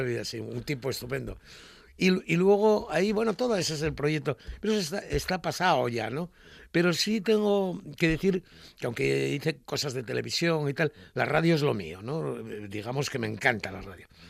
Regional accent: Asturias, Spain; yo soy de Asturias

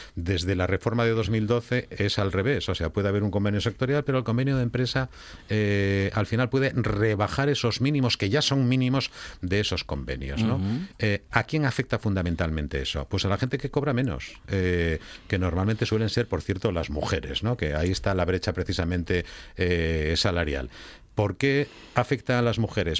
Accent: Asturias, Spain; entre los asturianos que teníamos una gran industria

